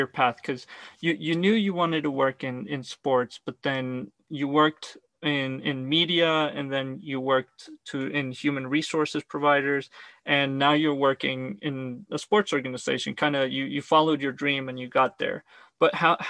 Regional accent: Argentina; I was born in Argentina

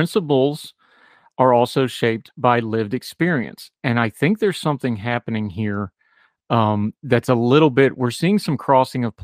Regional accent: West Virginia, United States; I'm from West Virginia

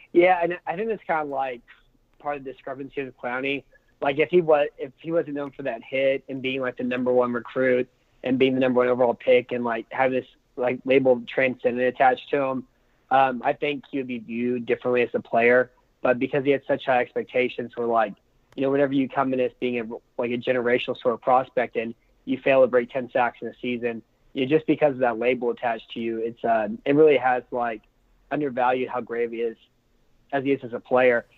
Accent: San Antonio, Texas, United States; I'm from uh, San Antonio

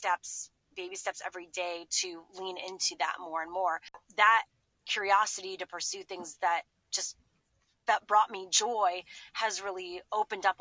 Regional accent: Montreal, Quebec, Canada; moved away as an adult; also born or lived in Boston; I grew up in Montreal and we had CGEP, which is like a pre-university

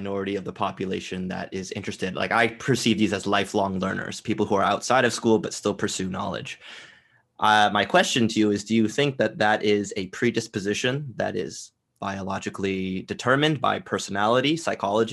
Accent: Canada; as a Canadian

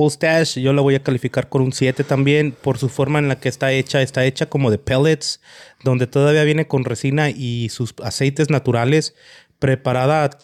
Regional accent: Chihuahua, Mexico; soy de Chihuahua.

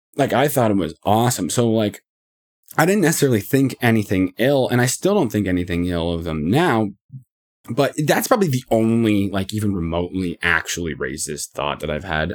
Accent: Canada; I'm from Canada

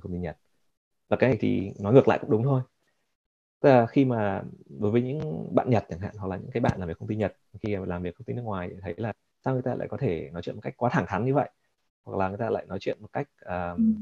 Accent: Vietnam; also born or lived in Japan; now in United States; mình là người Việt

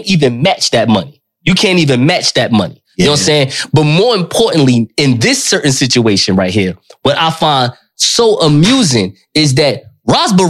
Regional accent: Newark, New Jersey, United States; I'm from Newark, New Jersey.

